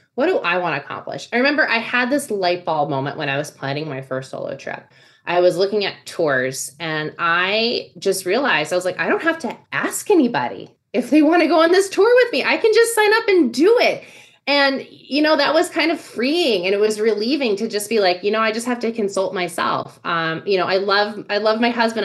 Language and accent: English; Virginia, United States; moved away as an adult; also born or lived in Texas; now in Austin, United States; while I was born in Texas, I grew up in Virginia.